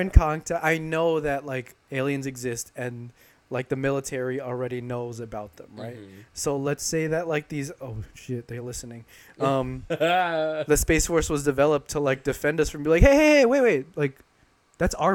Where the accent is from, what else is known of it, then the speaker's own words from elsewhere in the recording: New York City, New York, United States; where are you from? I was like, oh, New York